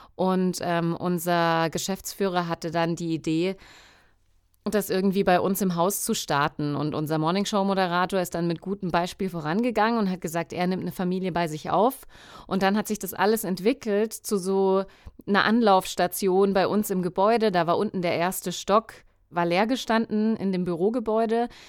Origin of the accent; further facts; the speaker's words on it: Coburg, Bavaria, Germany; now in Munich, Germany; Ich komme ursprünglich aus Coburg, also gar nicht so weit weg von Bayreuth. Ich lebe jetzt in München